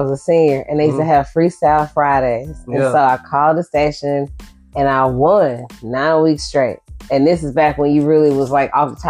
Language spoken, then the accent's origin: English; Shreveport, Louisiana, United States; also born or lived in Ohio; But I spent 10 years in Ohio. But I'm from Shreveport. I'm talking born, raised, and went to college, period.